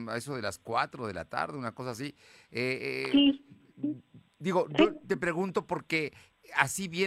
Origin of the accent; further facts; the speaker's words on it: Puebla, Mexico; digo, soy poblano, aquí he vivido siempre